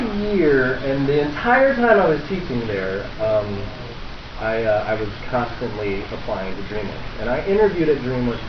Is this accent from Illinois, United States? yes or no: yes; Chicago, Illinois, United States; moved away; I'm from Chicago.